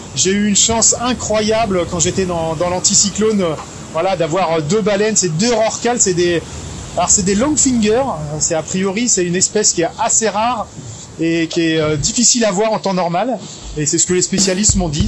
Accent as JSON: {"language": "French", "town": "Briançon", "region": "Provence-Alpes-Côte d'Azur", "country": "France", "tie": "born or raised there", "said": "je suis montagnard. Hein. je suis né à Briançon, dans les Hautes-Alpes"}